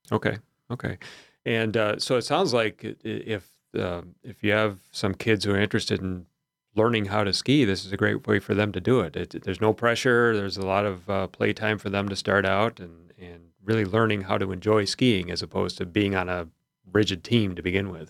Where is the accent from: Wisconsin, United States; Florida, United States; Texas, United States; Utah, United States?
Wisconsin, United States; south central; moved away as an adult; now in Mat-Su Valley, Alaska, United States; but I'm from southern Wisconsin, south central Wisconsin